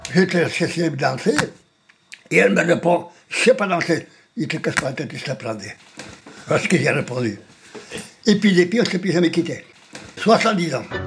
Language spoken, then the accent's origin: French; Spain; first language Spanish; French is a second language; moved away as an adult; now in France; ma première langue maternelle, c'est l'espagnol